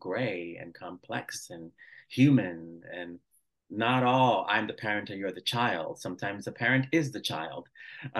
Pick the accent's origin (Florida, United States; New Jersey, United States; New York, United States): New York, United States; New York City; first language Spanish; English is a second language; also born or lived in Dominican Republic; I was born in New York City, but I was sent to live in the Dominican Republic when I was a baby. So my first language is Spanish